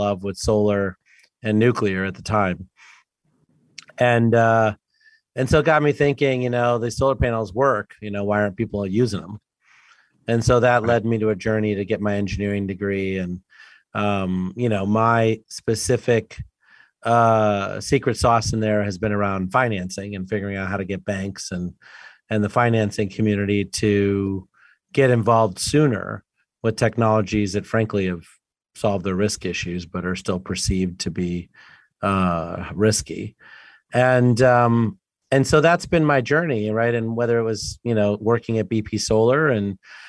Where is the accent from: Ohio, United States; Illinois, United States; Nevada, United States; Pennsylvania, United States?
Illinois, United States; Sterling; I grew up in rural Illinois, Sterling, Illinois, about 2 hours west of Chicago.